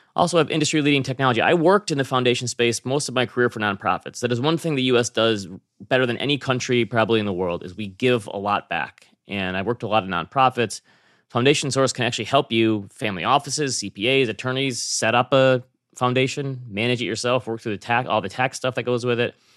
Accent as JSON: {"language": "English", "region": "Midwest", "country": "United States", "said": "I come from the Midwest where people are generally pretty nice."}